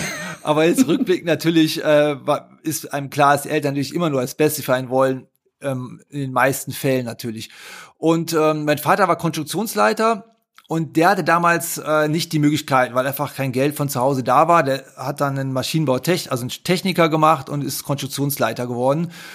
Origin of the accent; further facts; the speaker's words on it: Haan, North Rhine-Westphalia, Germany; accent: Rhineland; Aufgewachsen bin ich zwischen Düsseldorf und Köln in der Stadt Hahn